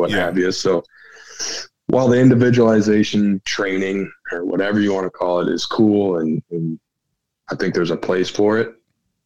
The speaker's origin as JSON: {"language": "English", "town": "Sheldon", "region": "Iowa", "country": "United States", "tie": "born or raised there", "moved": "yes", "lives_now": "Omaha, United States", "said": "I'm from Sheldon, Iowa. So my individual training was working on the farm."}